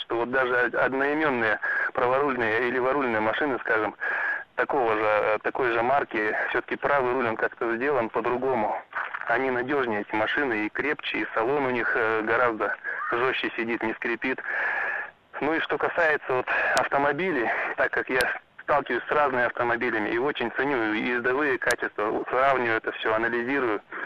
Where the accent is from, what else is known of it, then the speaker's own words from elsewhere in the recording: Irkutsk, Irkutsk Oblast, Russia; я из Иркутска